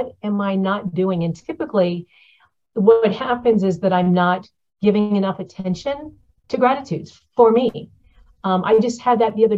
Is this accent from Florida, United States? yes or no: yes; Florida, United States; moved away; I'm from Florida